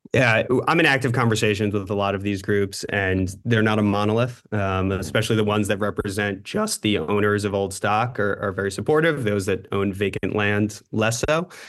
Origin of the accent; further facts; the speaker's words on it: New York City, New York, United States; I grew up in New York City